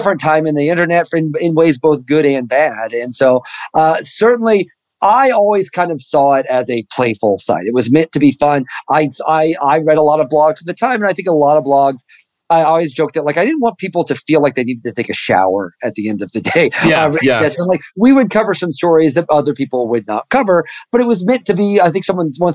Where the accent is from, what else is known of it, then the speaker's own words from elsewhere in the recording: Mattoon, Illinois, United States; I'm from a town called Mattoon, Illinois, in central Illinois